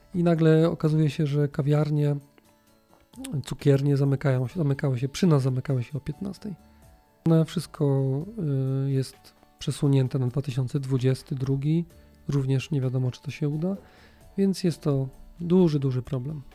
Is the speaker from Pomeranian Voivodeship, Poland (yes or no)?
no; Gliwice, Silesian Voivodeship, Poland; Jesteśmy oboje z Gliwic